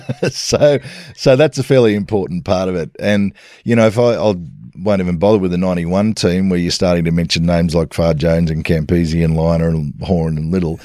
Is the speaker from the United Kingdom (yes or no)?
no; Sydney, New South Wales, Australia; southern suburbs of Sydney, Blakehurst